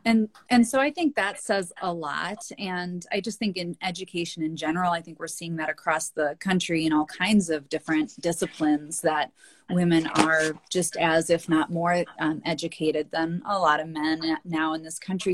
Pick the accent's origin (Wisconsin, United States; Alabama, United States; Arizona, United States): Wisconsin, United States; I'm from Wisconsin. That's where I am right now in our Northwoods cabin and spent a lot of time up here growing up